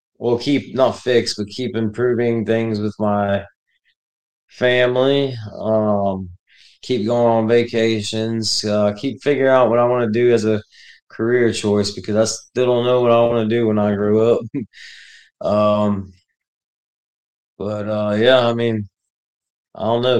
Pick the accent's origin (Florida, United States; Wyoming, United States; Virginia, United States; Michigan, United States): Florida, United States; also born or lived in Connecticut / Texas / Hawaii; grew up in Texas till I was nine, then Florida, and then, uh, was stationed in Hawaii, and then back to Florida